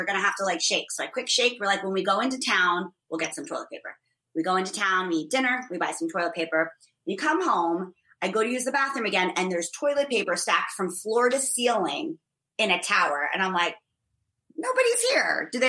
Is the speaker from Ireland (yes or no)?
yes; Ireland; And I'm Irish, so it takes a lot more than one glass of wine to even make a dent in this lady's constitution.